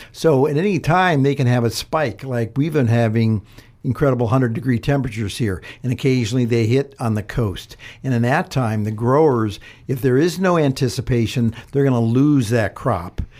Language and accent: English; Ohio, United States; moved away; I'm from Ohio